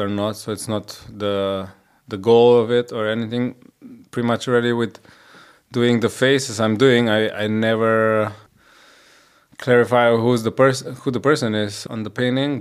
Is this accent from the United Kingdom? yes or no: no; Koper, Slovenia; i was born in Slovenia in Koper, which is like a small town uh, at the seaside next to Trieste